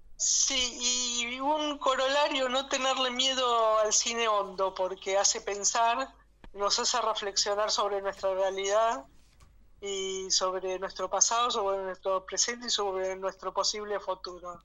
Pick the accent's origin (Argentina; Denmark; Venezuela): Argentina; la estamos pagando todo como argentinos